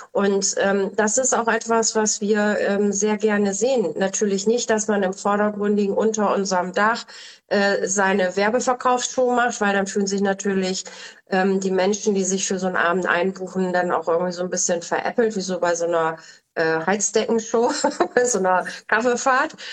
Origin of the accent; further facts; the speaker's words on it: Bremen, Germany; born there; Ich komme ja aus Bremen gebürtig.